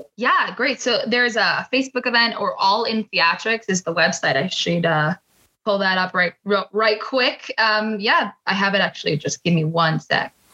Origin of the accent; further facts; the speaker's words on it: New York, United States; they heard I was from New York